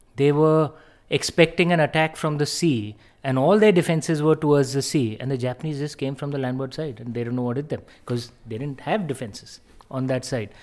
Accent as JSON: {"language": "English", "country": "India", "said": "as an Indian"}